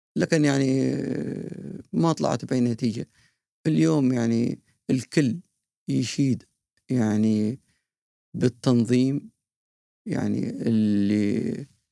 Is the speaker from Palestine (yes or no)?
no; Qatar; واعتز وافتخر اني انا قطري